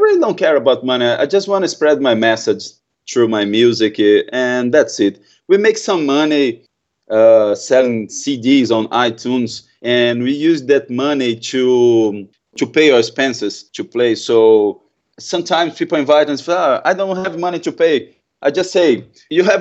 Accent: Brazil; English is a second language

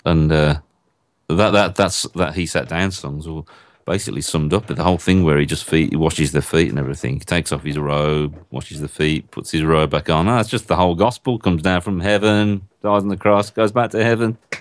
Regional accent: Birmingham, West Midlands, United Kingdom; I come from Northfield in Birmingham in a, in a country called England, a long, long way away.

